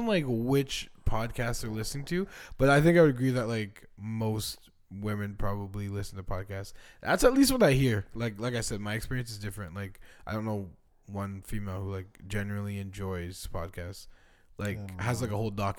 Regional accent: Canada; I just wanted to make it clear that I was Canadian.

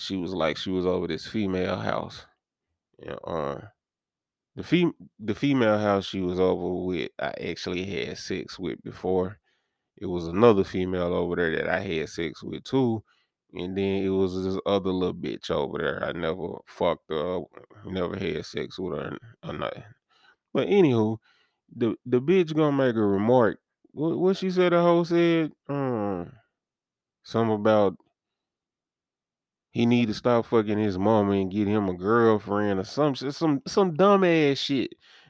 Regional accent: Dyersburg, Tennessee, United States; It's like I come from Dyersburg, so there's much of a faster pace for me.

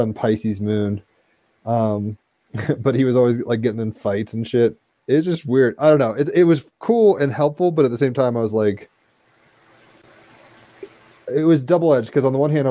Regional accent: Virginia, United States; I grew up in Virginia, which is like the most northern southern area you can be, kind

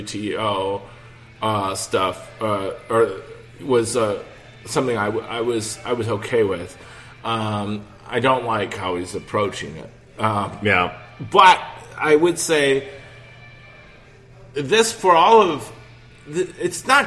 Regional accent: United States; being an American

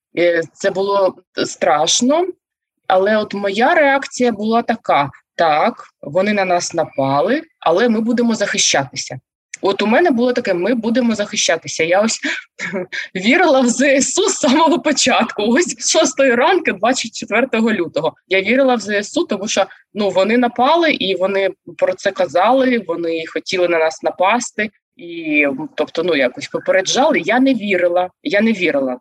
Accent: Zaporizhzhia, Zaporizhzhia Oblast, Ukraine; moved away; also born or lived in Kharkiv; Я народилася та вирісла в Запоріжжі.

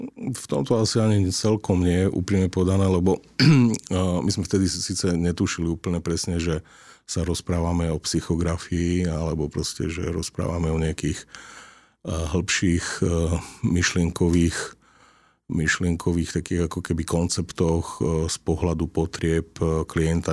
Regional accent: eastern Slovakia, Slovakia; now in Bratislava, Slovakia; ja pochádzam z východu a, a teda tá vízia toho vrátiť sa na východné Slovensko

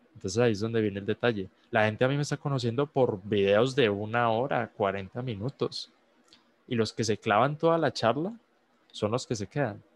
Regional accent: Colombia; yo soy un muchacho de Colombia

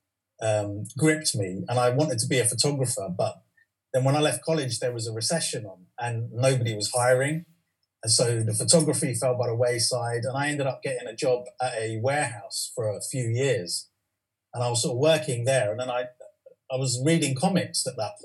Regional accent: London, United Kingdom; West London, I think, is great because that's where I've been my whole life

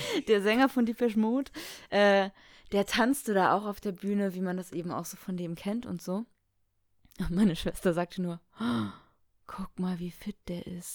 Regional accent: Baltic Sea coast, Germany; moved away as an adult; also born or lived in Hamburg; habe ich Alex mal meine Heimat gezeigt

